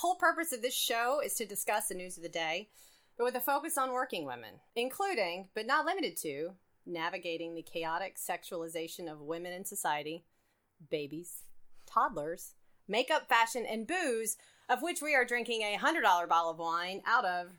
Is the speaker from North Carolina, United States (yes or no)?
yes; Concord, North Carolina, United States; I grew up in Concord, North Carolina, which is kind of similar to Alabama.